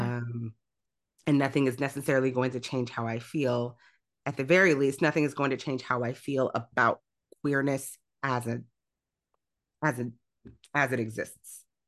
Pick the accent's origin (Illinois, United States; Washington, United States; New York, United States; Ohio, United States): Illinois, United States; also born or lived in Grand Rapids, Michigan; now in Michigan, United States; the church I grew up in, I grew up in Illinois